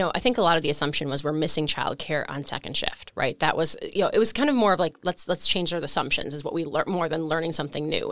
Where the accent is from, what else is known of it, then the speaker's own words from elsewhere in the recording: Waupun, Wisconsin, United States; I grew up in Waupun, Wisconsin, actually in the rural area, Alto